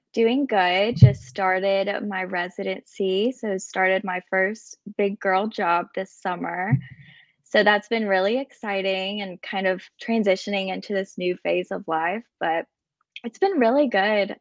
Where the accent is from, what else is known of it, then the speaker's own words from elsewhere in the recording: Birmingham, Alabama, United States; also born or lived in Illinois / Colombia; I was actually born in Illinois and moved to Birmingham when I was about two years old